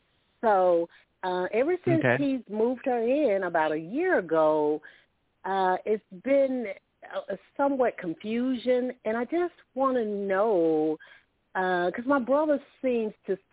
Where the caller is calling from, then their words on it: Alabama, United States; I'm calling from Alabama.